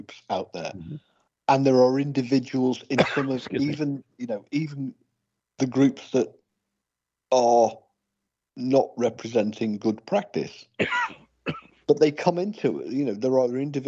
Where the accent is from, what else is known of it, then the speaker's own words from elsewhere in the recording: England, United Kingdom; I'm English